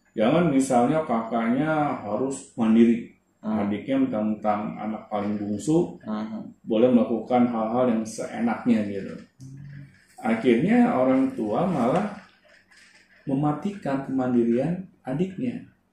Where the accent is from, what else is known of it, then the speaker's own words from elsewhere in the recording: Jakarta, Indonesia; dulu saya sekolah di daerah Blok M